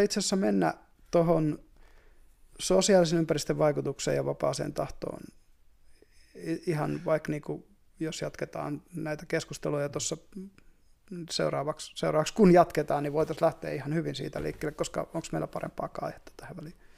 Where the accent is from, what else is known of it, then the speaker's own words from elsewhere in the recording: Savonlinna, South Savo, Finland; me ollaan molemmat vähän niin kuin maalta. Mä oon, mä oon Savonlinnasta